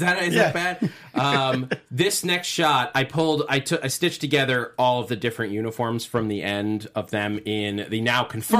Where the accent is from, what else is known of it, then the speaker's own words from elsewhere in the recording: New York, United States; I grew up in New York and I was there on September 11th.